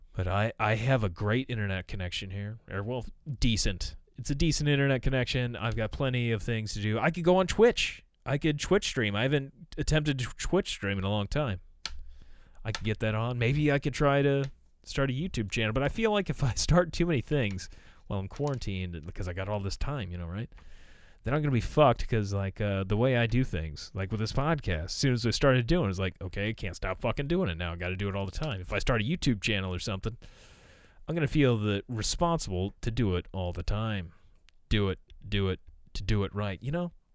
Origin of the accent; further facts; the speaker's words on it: United States; as a American